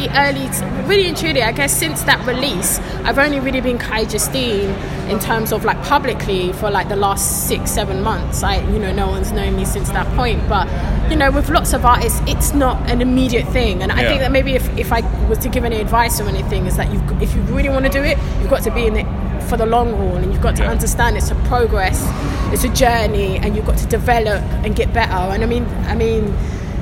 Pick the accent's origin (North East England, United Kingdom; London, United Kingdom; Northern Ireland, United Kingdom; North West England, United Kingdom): London, United Kingdom; also born or lived in Acton / Ealing; I was born and bred in Shepherd's Bush, and then I lived in Acton, I've lived in Ealing